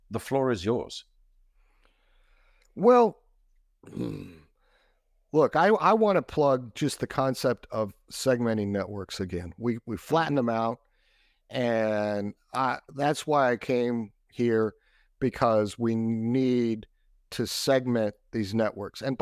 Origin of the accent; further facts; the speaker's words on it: Texas, United States; I'm from Texas, and I consider Australia to be the Texas of the South Pacific because everybody's super friendly and they barbecue a lot.